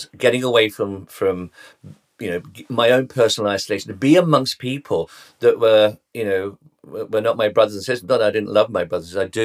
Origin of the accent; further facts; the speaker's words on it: London, United Kingdom; I was born in Tottenham, North London.